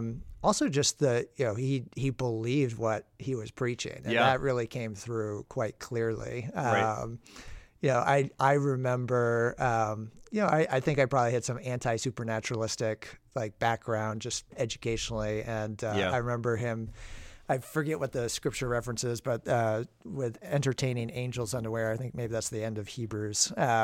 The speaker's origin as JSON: {"language": "English", "region": "Maine", "country": "United States", "tie": "born or raised there", "said": "And I grew up in Maine, New England."}